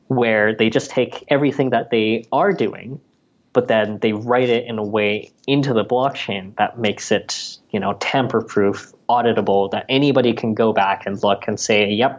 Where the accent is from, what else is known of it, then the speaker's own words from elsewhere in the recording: Canada; being a Canadian citizen